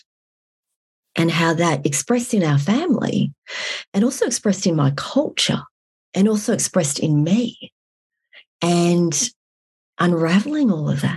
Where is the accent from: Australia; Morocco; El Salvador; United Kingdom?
Australia; moved away as an adult; also born or lived in Vietnam; now in Fairbanks, United States; I was born in Vietnam. I was raised in Australia. And these days I live in Fairbanks, Alaska